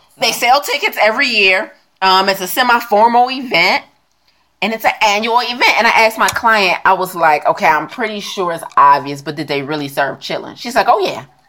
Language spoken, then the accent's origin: English; United States; also born or lived in China; I'm American.